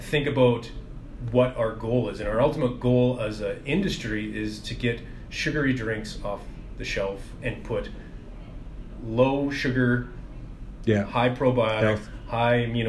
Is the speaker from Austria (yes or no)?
no; Alberta, Canada; We're from Alberta. We're from the Rocky Mountains.